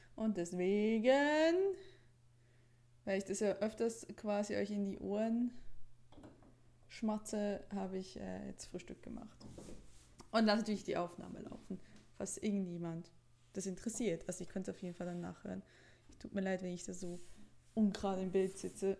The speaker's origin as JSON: {"language": "German", "country": "Switzerland", "accent": "Swiss", "moved": "yes", "said": "weil ich ja immer aufgezogen wurde für meinen Akzent"}